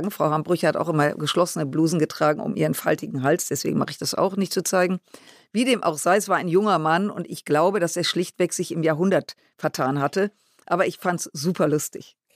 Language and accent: German; Düsseldorf, North Rhine-Westphalia, Germany; Und äh, ich komme ja aus Düsseldorf, äh, was uns beide unterscheidet.